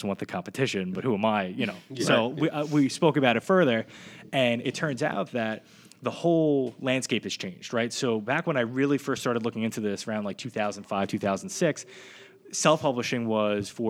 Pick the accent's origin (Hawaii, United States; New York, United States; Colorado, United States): New York, United States; Brooklyn; now in Monmouth County, United States; growing up in Brooklyn at Kings Plaza